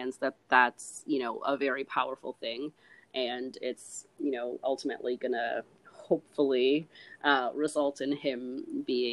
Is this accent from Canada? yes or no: yes; Canada; I'm not American, I'm Canadian